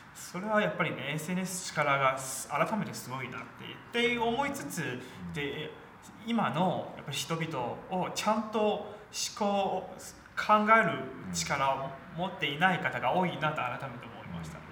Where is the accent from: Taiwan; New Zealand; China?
China; now in Japan; 私中国出身なので